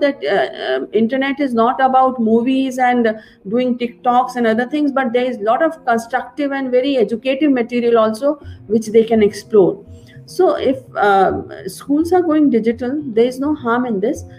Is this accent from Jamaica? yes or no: no; India; In our country, in India